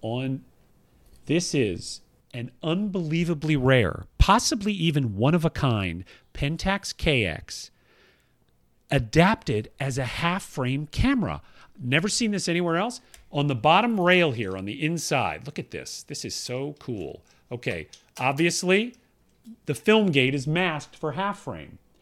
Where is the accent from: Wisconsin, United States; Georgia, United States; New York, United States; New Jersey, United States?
Georgia, United States; Atlanta; moved away; where I grew up in uh, Northwest Atlanta